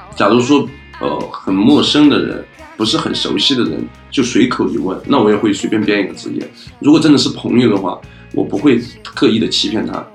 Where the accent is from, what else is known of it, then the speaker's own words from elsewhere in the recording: Hebei, China; 我来自河北